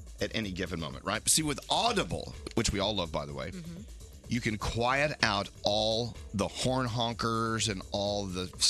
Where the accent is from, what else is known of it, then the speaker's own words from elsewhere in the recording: Texas, United States; I grew up in Texas